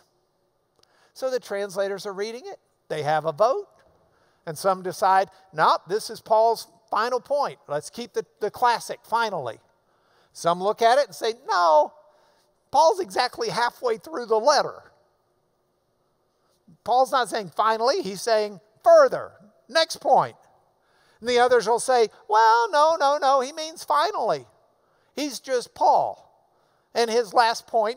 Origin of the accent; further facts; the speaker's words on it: the South, United States; I'm from the South